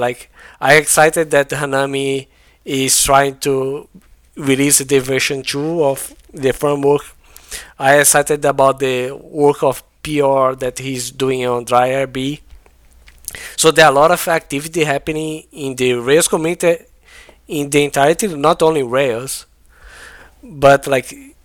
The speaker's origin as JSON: {"language": "English", "country": "Brazil", "second_language": "English", "said": "I'm not an English first language like person, right? I'm from Brazil"}